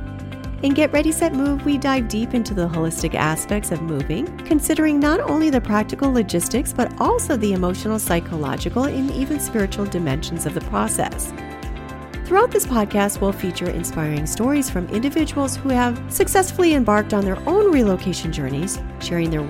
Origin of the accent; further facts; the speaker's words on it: Michigan, United States; moved away as an adult; also born or lived in California / Portland, Oregon; I moved again back to Michigan